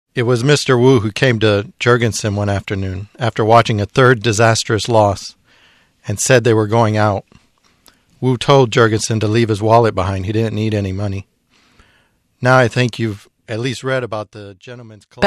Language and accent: English; United States; now in Taiwan; myself, being American